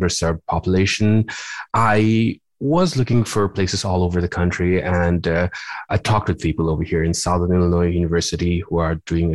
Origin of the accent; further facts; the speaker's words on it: Nepal; moved away as an adult; also born or lived in Louisiana / Los Angeles, California; now in Springfield, United States; my training goes back to my home country of Nepal. I did my med school over there